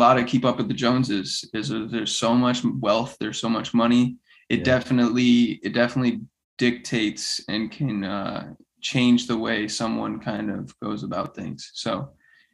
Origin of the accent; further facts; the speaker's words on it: Rhode Island, United States; now in Florida, United States; I grew up in Rhode Island